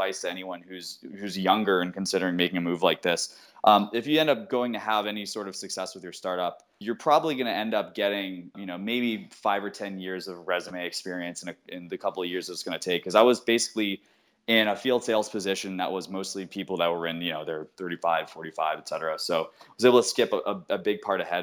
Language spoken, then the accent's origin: English; outside of Worcester, Massachusetts, United States; I grew up in Massachusetts, outside of Worcester